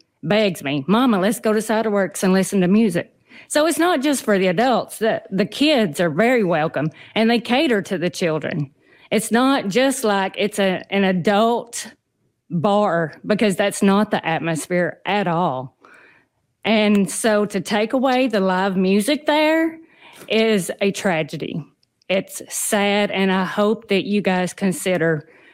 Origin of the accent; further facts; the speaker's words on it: Tennessee, United States; moved away as an adult; now in Fort Pierce, United States; I'm originally from Tennessee